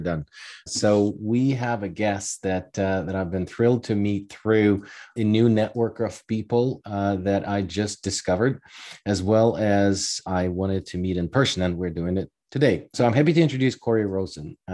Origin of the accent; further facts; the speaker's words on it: Ukraine; moved away; I was born in Ukraine, and I actually was born during Soviet Union